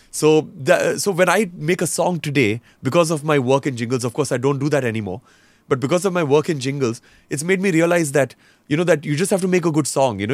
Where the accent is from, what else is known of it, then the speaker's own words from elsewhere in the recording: Roanoke Rapids, North Carolina, United States; first language English; now in India; when I grew up in North Carolina, so in Roanoke Rapids, we lived in the middle of nowhere